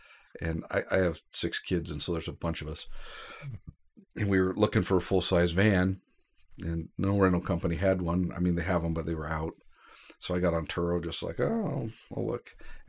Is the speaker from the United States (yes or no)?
yes; Idaho, United States; also born or lived in California; my parents had moved to California for a job. Mm-hmm. They had me, and at 3 months old, they moved back to Idaho.